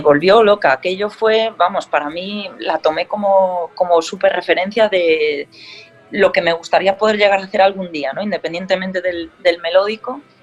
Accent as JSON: {"language": "Spanish", "region": "Galicia", "country": "Spain", "said": "como buena gallega que soy"}